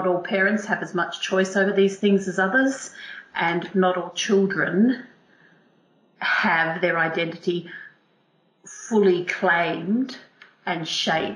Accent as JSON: {"language": "English", "country": "Australia", "also_born_or_lived": "England", "first_language": "English", "moved": "yes", "lives_now": "United Kingdom", "said": "I'm Australian, but obviously I've come over to this country, I've emigrated to this country, and I have a British passport"}